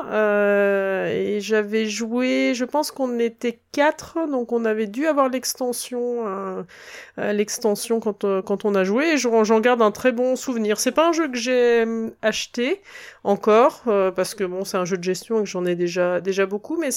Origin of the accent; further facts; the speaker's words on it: Burgundy, Bourgogne-Franche-Comté, France; now in Alsace, France; je suis née en Bourgogne.